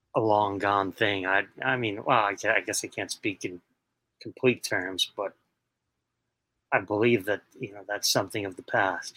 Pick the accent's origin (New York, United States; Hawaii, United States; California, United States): New York, United States; New York City; I was born and raised in Queens, New York